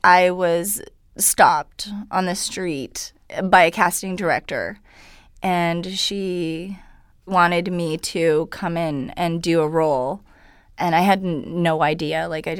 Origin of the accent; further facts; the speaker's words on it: Vancouver, British Columbia, Canada; first language Hungarian; English is a second language; I was born in Vancouver.